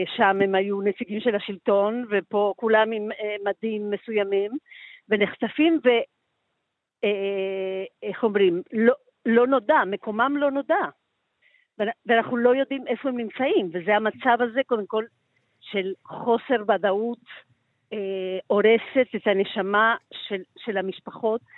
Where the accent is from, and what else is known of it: Argentina; now in Tel Aviv, Israel